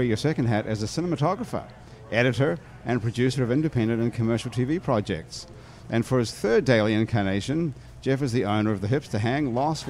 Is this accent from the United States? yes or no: no; New Zealand; moved away; I'm from New Zealand